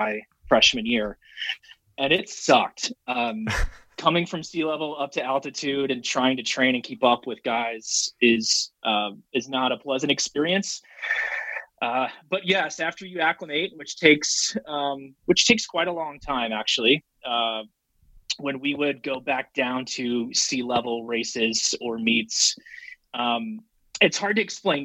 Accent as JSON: {"language": "English", "town": "Memphis", "region": "Tennessee", "country": "United States", "tie": "born or raised there", "also_born_or_lived": "Carrollton, Georgia", "moved": "as an adult", "lives_now": "Boulder, United States", "said": "quickly moved to Memphis, Tennessee when I was four, and basically grew up in Memphis up until post high school"}